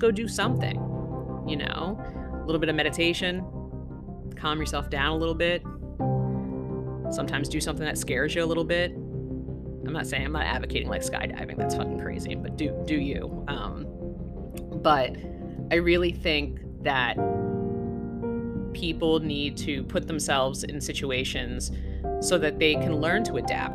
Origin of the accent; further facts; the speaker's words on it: New York City, New York, United States; moved away; also born or lived in the mountains; For a good portion of my life, I grew up in New York City, and then I moved to like the mountains where we kind of got snowed in a lot.